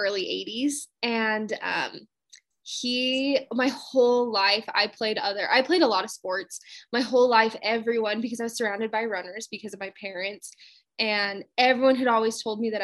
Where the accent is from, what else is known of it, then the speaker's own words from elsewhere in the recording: Utah, United States; I'm originally from Utah